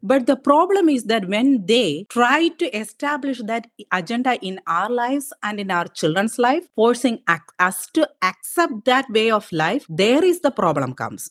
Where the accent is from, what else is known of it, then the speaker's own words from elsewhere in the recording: India; moved away as an adult; now in Wisconsin, United States; I was raised in India. I was raised in my aunt's family farm.